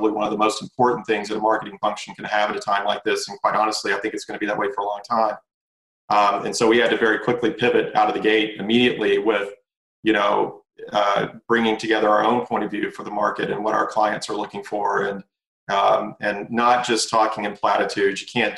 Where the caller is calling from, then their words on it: Atlanta, Georgia, United States; I am tuning in from Atlanta, and I'm very happy to be tuning in from Atlanta.